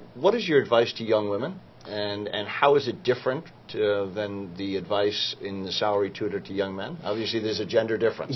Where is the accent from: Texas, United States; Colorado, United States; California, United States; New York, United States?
New York, United States; I am from New York